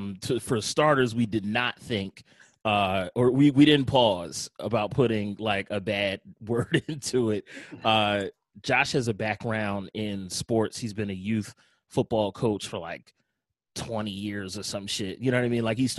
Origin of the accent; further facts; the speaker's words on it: Philadelphia, Pennsylvania, United States; I'm from Philly. I remember vividly what Philadelphia was like in the early and mid 90s, what our music scene was like.